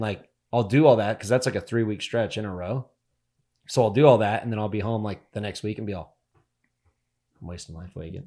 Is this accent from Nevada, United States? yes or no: yes; Northern Nevada, United States; We're from Northern Nevada